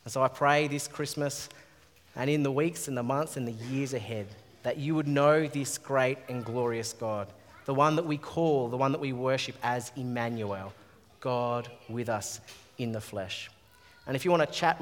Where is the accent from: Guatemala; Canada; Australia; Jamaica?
Australia; As an Australian-born guy